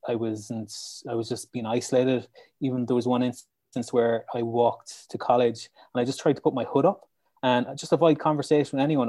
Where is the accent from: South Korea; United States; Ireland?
Ireland; Lissycasey, Munster; I'm from County Clare and I live in Lissy Casey.